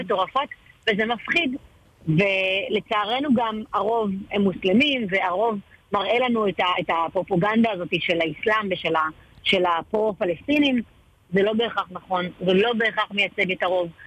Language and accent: Hebrew; Ashkelon, Southern District, Israel; אני אשקלונית אה, גאה